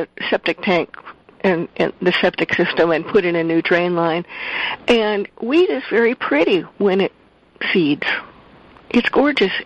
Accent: Midwest, United States; I'm from the Midwest. I'm used to seeing lots and lots of, you know, the fields would be full of wheat one year, full of corn the next year

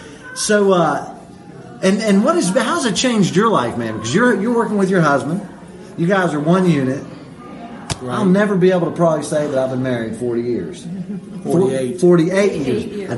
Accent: United States; I can't even, as an American, I haven't been through anything.

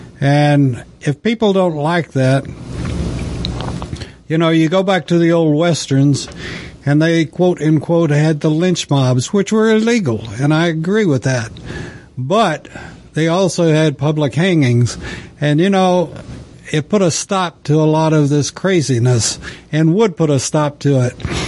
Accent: the West, United States; I grew up in the West and knew a lot of cowboys and considered myself one for a while.

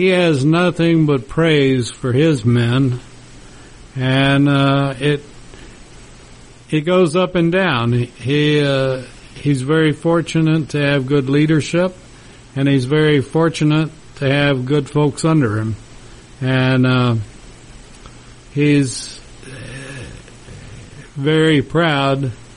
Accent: Lubbock, Texas, United States; the school in my hometown

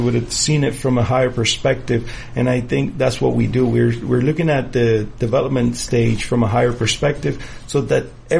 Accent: United States; I am proud as an American

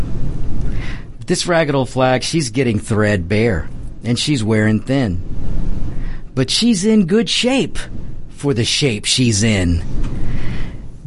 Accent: United States; I'm an American

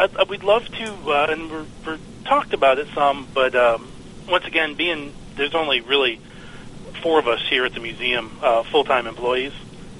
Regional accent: Michigan, United States; now in Texas, United States; I'm actually originally from Michigan.

